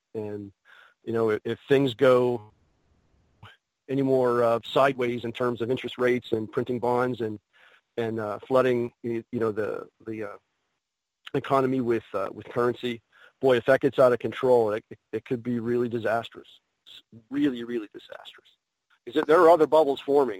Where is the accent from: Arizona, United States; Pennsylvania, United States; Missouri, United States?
Pennsylvania, United States; Pittsburgh; a new con here in Pittsburgh. Um, that, that's my hometown